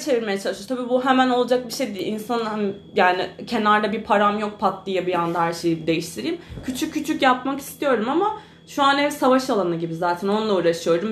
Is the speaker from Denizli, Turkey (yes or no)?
no; Marmaris, Muğla, Turkey; now in İzmir, Turkey; Marmaris'te de bu sefer doğup büyüdüğüm memleketimin